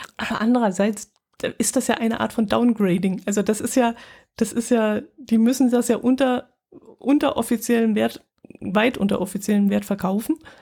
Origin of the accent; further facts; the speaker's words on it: Germany; bei uns in Deutschland